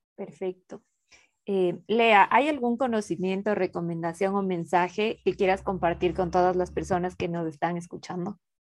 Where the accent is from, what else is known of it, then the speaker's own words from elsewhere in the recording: Quito, Pichincha, Ecuador; Yo soy de Ecuador, de Quito